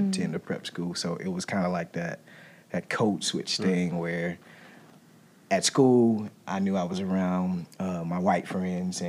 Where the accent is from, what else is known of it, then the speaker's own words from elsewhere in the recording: Milledgeville, Georgia, United States; me growing up in Milledgeville